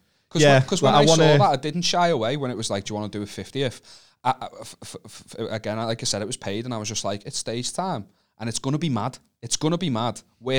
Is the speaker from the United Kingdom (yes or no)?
yes; Wallasey, North West England, United Kingdom; because of where I'm from, which is Wallasey. I cannot say I'm from Liverpool because people from Liverpool will fucking go sick as soon as they find out that I'm from Wallasey.